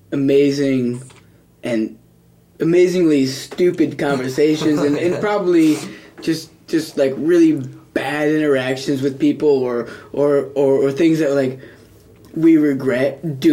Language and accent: English; Burlington, Vermont, United States; also born or lived in Pittsfield, Massachusetts; I moved to Burlington when I was 8 or 9 years old.